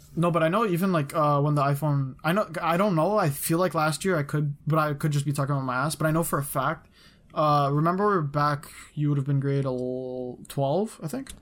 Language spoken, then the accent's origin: English; Canada; I'm from Canada